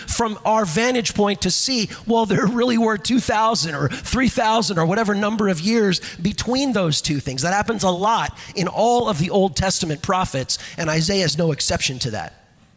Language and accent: English; Los Angeles, California, United States; moved away as an adult; also born or lived in Washington State; now in Wisconsin, United States; I grew up in Southern California in the San Fernando Valley, surrounded by those Santa Ana foothills.